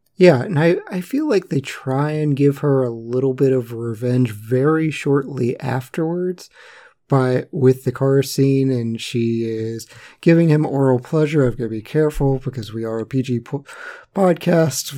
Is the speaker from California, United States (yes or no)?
no; West Virginia, United States; I was born in West Virginia